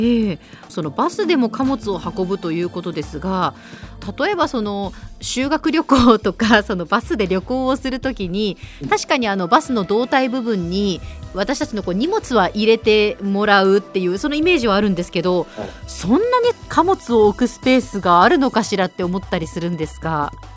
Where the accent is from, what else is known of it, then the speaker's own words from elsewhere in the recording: Nagasaki, Japan; moved away; also born or lived in Kumamoto; 私は長崎出身